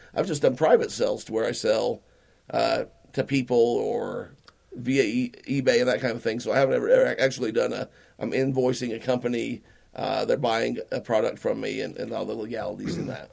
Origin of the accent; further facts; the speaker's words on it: Utah, United States; we're from Utah.